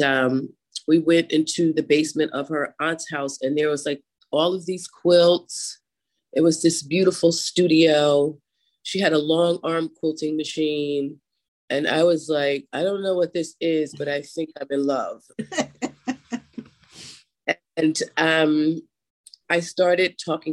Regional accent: Mamaroneck, New York, United States; now in Philadelphia, United States; I was literally born in the Westchester area. I went to grade school and high school in Mamaroneck, New York

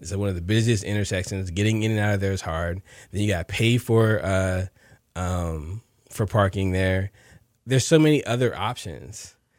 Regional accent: New Jersey, United States; now in Houston, United States; both my parents worked for the post office back in New Jersey. I'm from New Jersey.

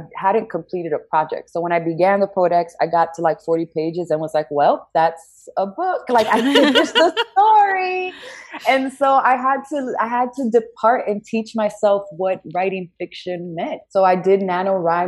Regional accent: New York, United States; now in Washington, D.C., United States; I was born and raised in New York

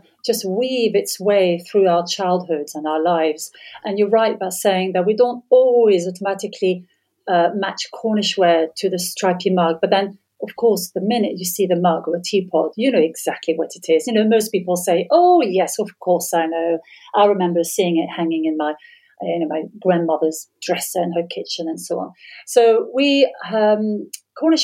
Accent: France; moved away as an adult; now in England; I'm half English and half French, born in France

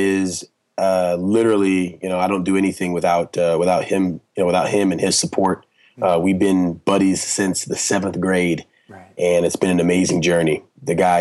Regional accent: Orange County, California, United States; also born or lived in Compton, California; I was born in Compton. My dad moved us out early. I grew up in Orange County, very nice, affluent, predominantly white neighborhood

